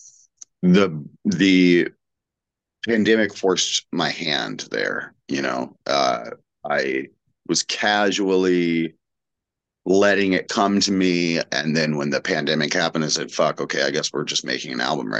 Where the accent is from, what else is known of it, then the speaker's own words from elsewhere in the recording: Portland, Oregon, United States; I grew up in Portland, Oregon, which I still live in.